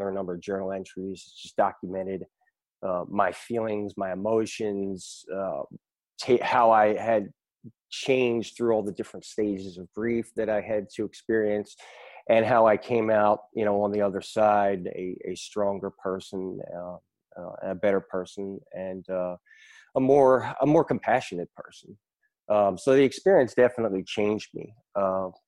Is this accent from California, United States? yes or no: no; Philadelphia, Pennsylvania, United States; now in Raleigh, United States; I'm from Raleigh, North Carolina, originally from Philadelphia, Pennsylvania.